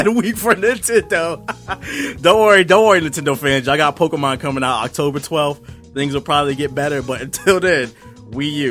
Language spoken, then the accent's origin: English; United States; I'm from America